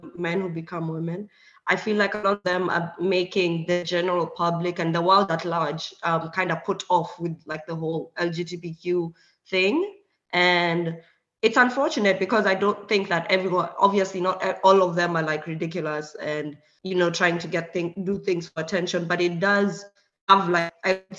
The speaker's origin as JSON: {"language": "English", "country": "Kenya", "moved": "as an adult", "lives_now": "Hungary", "said": "Yeah. I'm from Kenya, but I live in Hungary now."}